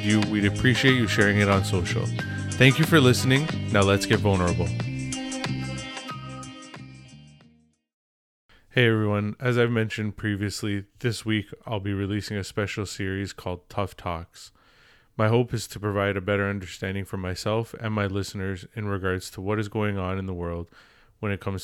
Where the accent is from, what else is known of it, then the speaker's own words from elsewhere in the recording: Toronto, Ontario, Canada; growing up in Toronto, it's a very multicultural city